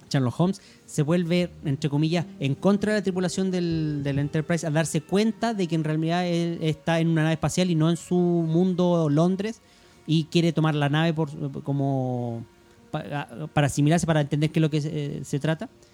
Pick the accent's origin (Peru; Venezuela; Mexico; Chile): Chile; aquí en Chile